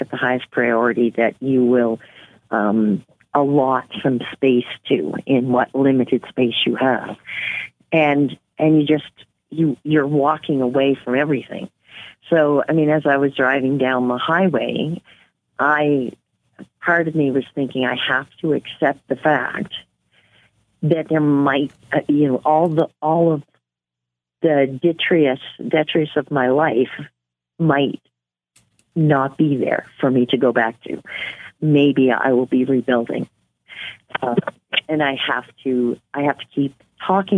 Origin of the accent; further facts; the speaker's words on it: Nova Scotia, Canada; moved away as an adult; also born or lived in New Brunswick / Inuvik, Northwest Territories; now in Yellowknife, Canada; I'm originally from New Brunswick and grew up in Nova Scotia